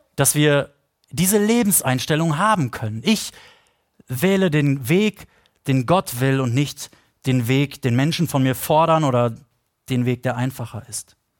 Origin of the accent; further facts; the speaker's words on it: Potsdam, Brandenburg, Germany; wir Potsdamer